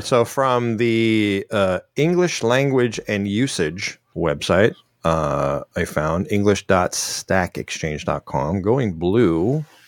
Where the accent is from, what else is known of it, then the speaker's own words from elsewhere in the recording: Chicago, Illinois, United States; I grew up in Chicago